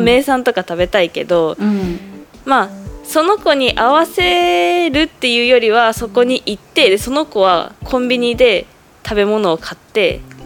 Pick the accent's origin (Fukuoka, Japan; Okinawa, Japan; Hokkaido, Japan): Hokkaido, Japan; moved away as an adult; now in Taiwan; 北海道から来ました